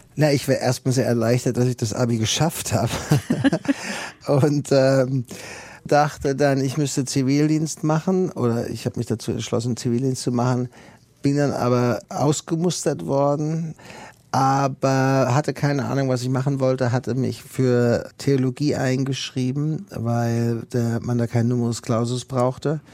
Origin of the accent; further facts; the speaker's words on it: Germany; moved away as an adult; now in United States; ich als Deutscher